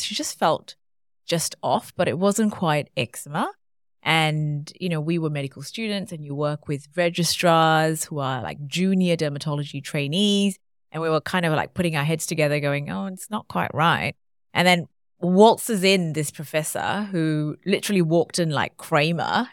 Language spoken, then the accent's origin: English; Malaysia; now in Australia; I grew up in Malaysia